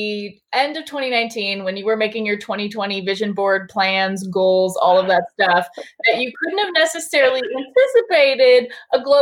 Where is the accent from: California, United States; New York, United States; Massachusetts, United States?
California, United States; Southern; I grew up in Southern California